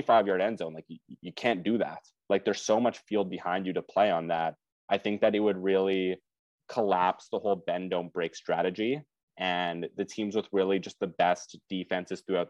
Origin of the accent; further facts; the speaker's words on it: Canada; Growing up in Canada